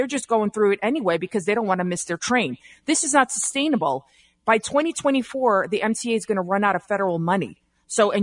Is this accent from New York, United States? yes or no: yes; New York City, New York, United States; I'm from the Bronx.